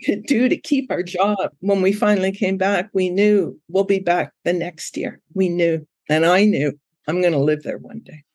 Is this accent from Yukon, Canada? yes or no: no; Ottawa, Ontario, Canada; moved away as an adult; now in Koh Lanta, Thailand; I'm from Ottawa.